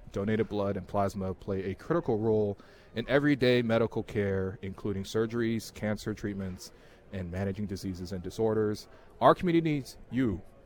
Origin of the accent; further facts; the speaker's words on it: China; now in Canada; I was born in China I came here and so every time I go back to China I feel like I'm a slightly different person